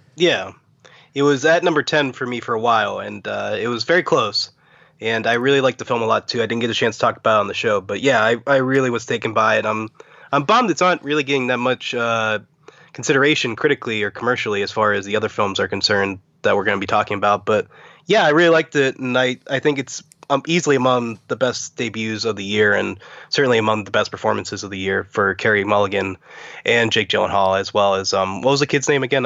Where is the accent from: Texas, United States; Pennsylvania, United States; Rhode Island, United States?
Pennsylvania, United States; Pittsburgh; I'm from Pittsburgh